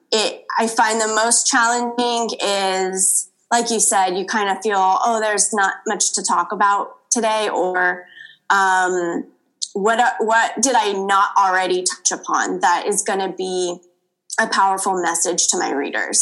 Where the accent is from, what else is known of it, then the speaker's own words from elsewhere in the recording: Los Angeles, California, United States; born and raised in Los Angeles